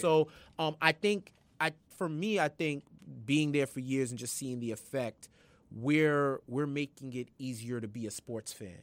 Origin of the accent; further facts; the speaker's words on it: New York, United States; I'm from New York